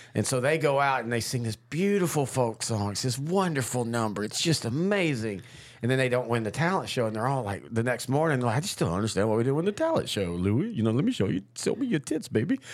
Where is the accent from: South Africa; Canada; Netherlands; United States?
United States; Marshall, Texas; my parents have always been in Marshall, my hometown